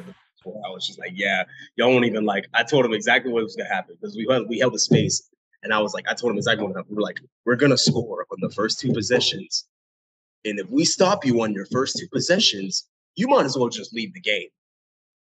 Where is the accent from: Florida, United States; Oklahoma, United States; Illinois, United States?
Florida, United States; Apopka; growing up in this area, so, like, I'm from Apopka